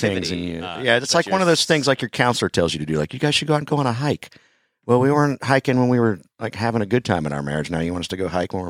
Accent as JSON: {"language": "English", "region": "North Carolina", "country": "United States", "moved": "yes", "said": "So I lived there for 2 years and then moved. Now I'm back in North Carolina. I'm originally from North Carolina"}